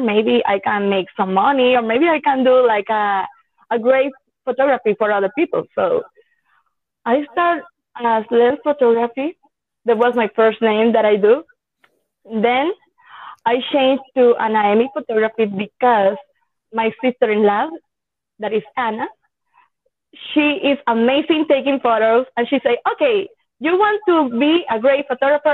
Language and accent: English; Yauco, Puerto Rico; English is a second language; I compete in the Festival Nacional de Café in my hometown, Yauco